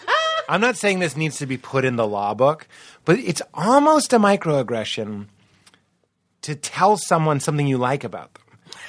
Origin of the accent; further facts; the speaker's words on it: Rochester, United States; I'm from Rochester. You know what I mean?